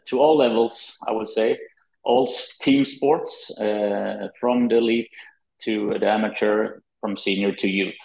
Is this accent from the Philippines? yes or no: no; Malmö, Skåne, Sweden; also born or lived in Minnesota, United States; I was brought up here in Malmö